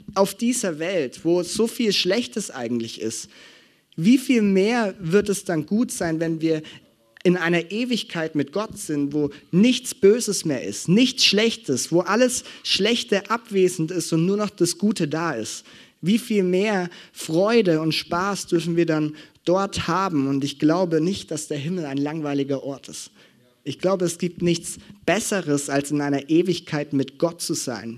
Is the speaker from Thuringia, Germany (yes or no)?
no; Franconia, Bavaria, Germany; bei uns in Franken